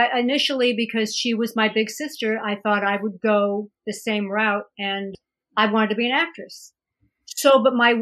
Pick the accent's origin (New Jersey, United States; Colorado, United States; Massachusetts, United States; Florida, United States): Massachusetts, United States; Holyoke; moved away as an adult; also born or lived in New York City, United States; now in Los Angeles, United States; I grew up in Holyoke, Massachusetts